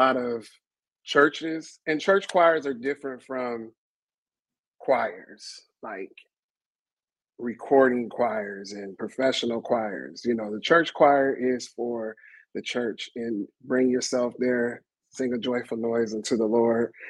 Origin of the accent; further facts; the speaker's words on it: Sacramento, California, United States; moved away as an adult; now in Los Angeles, United States; I am originally from Sacramento, California, and moved to Los Angeles about almost 20 years ago